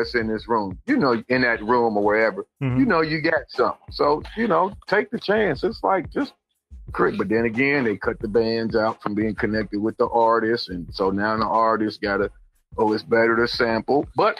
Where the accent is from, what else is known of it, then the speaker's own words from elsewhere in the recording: Dayton, Ohio, United States; my hometown, how they cut the music out of the schools. Now in Dayton